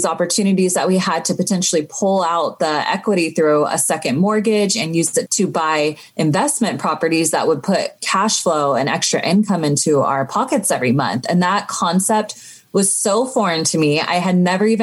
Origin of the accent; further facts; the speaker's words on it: Sacramento, California, United States; also born or lived in Los Angeles; I grew up in Sacramento